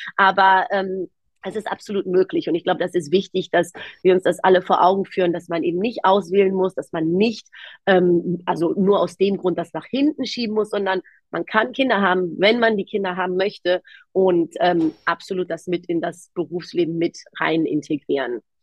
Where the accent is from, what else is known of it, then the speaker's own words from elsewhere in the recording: Germany; ich bin in Deutschland aufgewachsen, aber ich sage immer gerne in einem sehr griechischen Haushalt